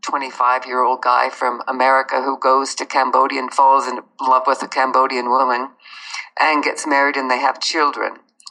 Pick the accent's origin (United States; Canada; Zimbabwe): Canada; born there; moved away; I was born in Canada, but I haven't lived there for 25 years because it's too cold.